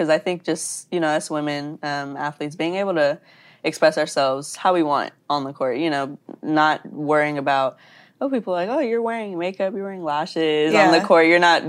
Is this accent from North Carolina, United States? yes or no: no; Texas, United States; moved away as an adult; I am from Texas.